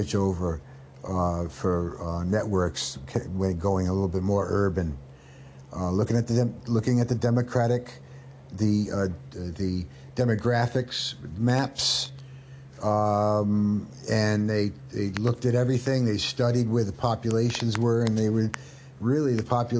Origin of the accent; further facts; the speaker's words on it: Rhode Island, United States; moved away; I was from Rhode Island and we said Oregon